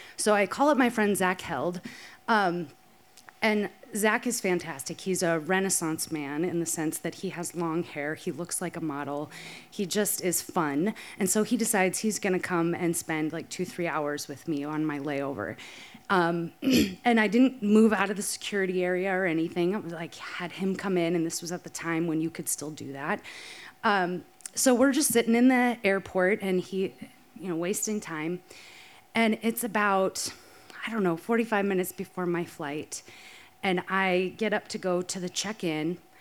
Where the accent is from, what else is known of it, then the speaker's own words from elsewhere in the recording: Rapid City, South Dakota, United States; moved away as an adult; also born or lived in Minneapolis, Minnesota; moved from my hometown of Rapid City, South Dakota, to go all the way to University of Minnesota, Twin Cities